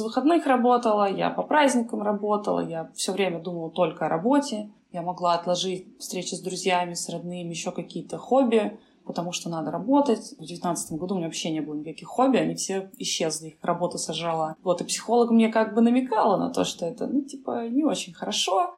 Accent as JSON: {"language": "Russian", "region": "Kamchatka Krai", "country": "Russia", "tie": "born or raised there", "moved": "yes", "lives_now": "Saint Petersburg, Russia", "said": "когда я росла на Камчатке"}